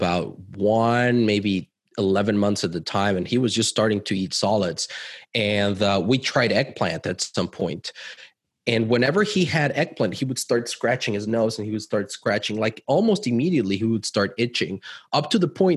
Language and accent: English; Mexico City, Mexico; moved away as an adult; also born or lived in Cancun / United States; I'm originally from Mexico. I grew up in Mexico City, lived in Cancun. We've lived in the US for a while as well.